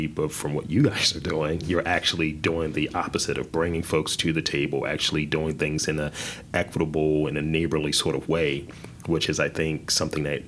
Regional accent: Baltimore, Maryland, United States; I'm from Baltimore

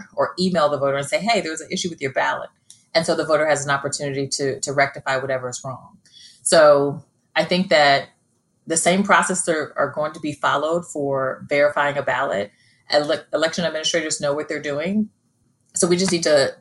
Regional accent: Australia; now in United States; I was born in Australia

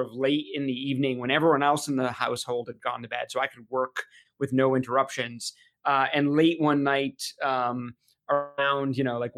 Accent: Portsmouth, New Hampshire, United States; also born or lived in Boston, Massachusetts; So I grew up in Portsmouth, New Hampshire. I was actually born in Boston, but I consider myself a New Hampshire native.

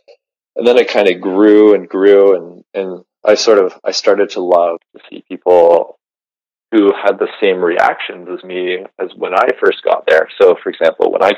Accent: Georgian Bay, Ontario, Canada; now in Western Canada; I grew up on the Georgian Bay in Ontario

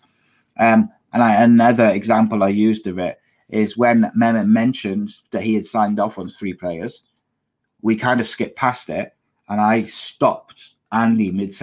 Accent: Welsh, Wales, United Kingdom; I'm Welsh

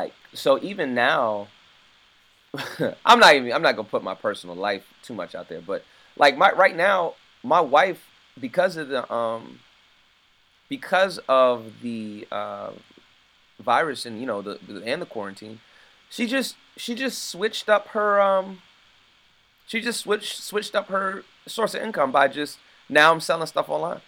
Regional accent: United States; I'm American

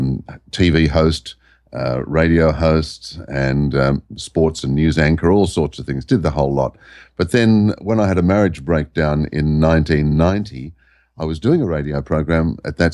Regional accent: Sydney, New South Wales, Australia; also born or lived in Byron Bay area; now in Byron Bay hinterland, Australia; I was born in the Sydney area.

